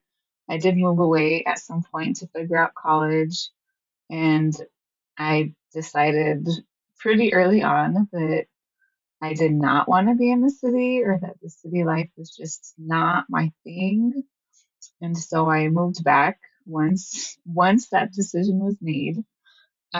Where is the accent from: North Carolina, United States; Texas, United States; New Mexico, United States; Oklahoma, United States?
New Mexico, United States; Chamisal; I'm calling in from a small village named Chamisal. It is in Taos County, New Mexico. And it is actually where I've spent majority of my life